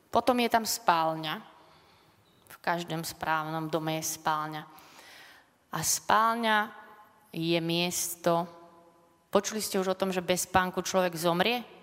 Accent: Bratislava, Bratislava Region, Slovakia; Som také dievča z Lamača

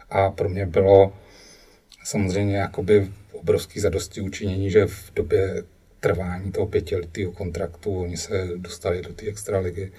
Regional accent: Cuba; To bylo daný tím, že jsem vyrůstal na Kubě a tam, tam eh, nebylo kromě Majora Zemana

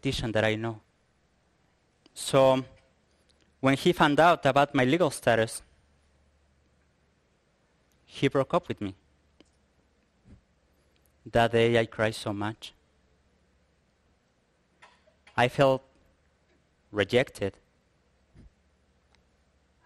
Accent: Picacho, Guanajuato, Mexico; also born or lived in San Miguel de Allende; I come from Picacho, a small village here in Guanajuato

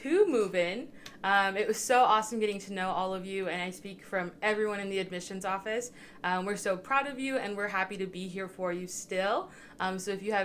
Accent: Spalding, Nebraska, United States; I'm from Spalding, Nebraska, which is a super small town about 2 hours northeast of Kearney.

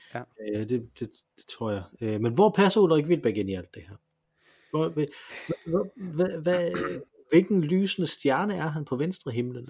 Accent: Silkeborg, Central Denmark Region, Denmark; moved away; Jeg kommer fra Silkeborg

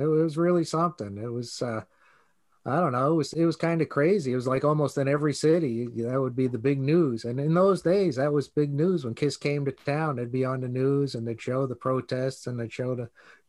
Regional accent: New York, United States; growing up in New York

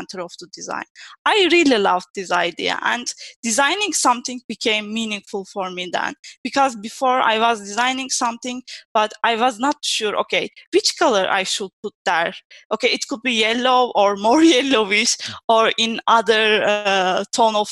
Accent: Turkey; moved away as an adult; also born or lived in Istanbul, Turkey; now in Italy; I'm from Turkey, but I live in Italy for almost 7 years now

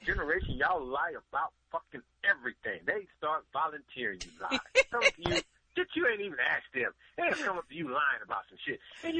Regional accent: Bay Area, California, United States; now in Los Angeles, United States; I'm from the Bay Area, been down here.

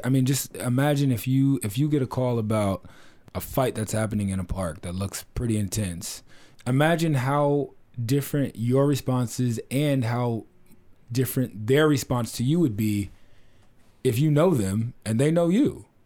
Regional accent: Oceanside, California, United States; I grew up, I'm from North County, San Diego, I'm from Oceanside

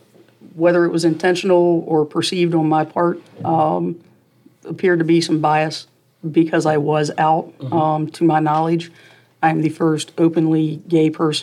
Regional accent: Shenandoah Valley, Virginia, United States; also born or lived in Charlotte, North Carolina; now in Richmond, United States; I'm from the Shenandoah Valley, anybody that knows anything about Virginia knows Shenandoah Valley is very conservative.

